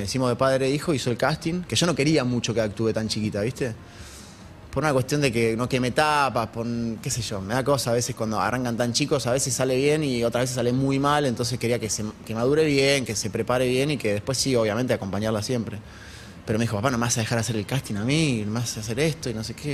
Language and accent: Spanish; Argentina; si bien era chico, como cualquier argentino